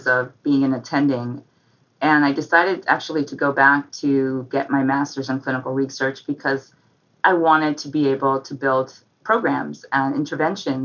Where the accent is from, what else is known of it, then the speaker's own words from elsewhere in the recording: New York City, New York, United States; I grew up in New York, in Manhattan